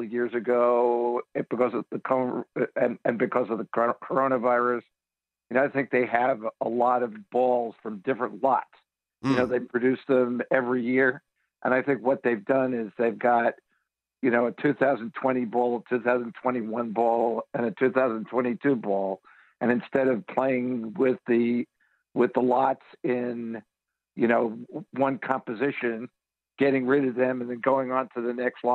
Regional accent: New York, United States; now in Phoenix, United States; when I was a kid growing up in New York

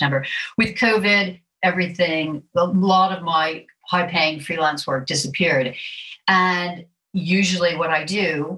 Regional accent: Florida, United States; accent: American; also born or lived in Wimbledon, London; now in London, United Kingdom; as you can hear from my accent, I am an American and I'm a native Floridian

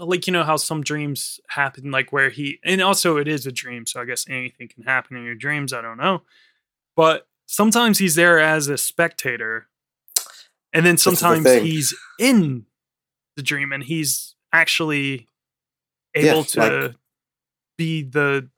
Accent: France; I don't know. I'm from France.

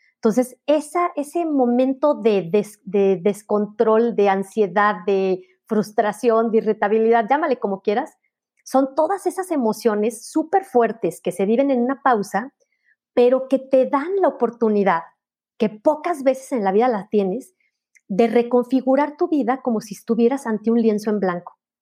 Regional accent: León, Guanajuato, Mexico; mi ciudad natal, en León

